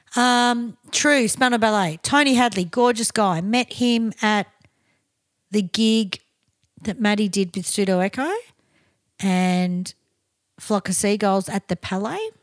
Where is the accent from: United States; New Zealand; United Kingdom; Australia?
Australia; we're Aussie